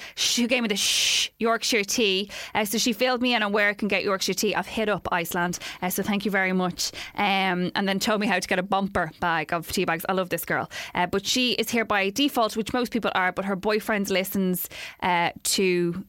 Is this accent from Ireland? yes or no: yes; Dublin, Leinster, Ireland; now in Seoul, South Korea; I'm actually from Dublin, but I'm studying in Korea in Seoul at the moment and love the podcast.